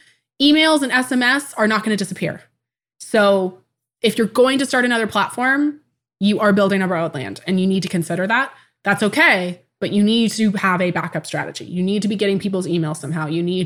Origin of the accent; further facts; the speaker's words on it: Tacoma, Washington, United States; born there; I was born in 1994 in Tacoma, Washington.